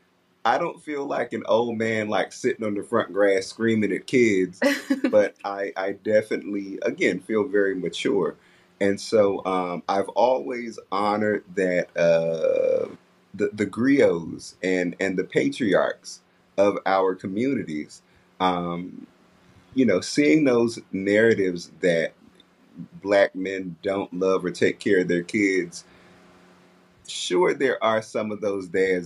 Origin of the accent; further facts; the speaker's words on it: Washington, District of Columbia, United States; I'm originally from Southeast D.C. Yeah, Southeast D.C., and I grew up in Northeast D.C.